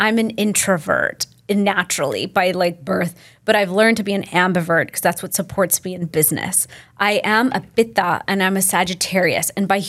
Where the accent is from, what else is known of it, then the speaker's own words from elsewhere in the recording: Delhi, India; And I'm from Delhi. That's where my family's from.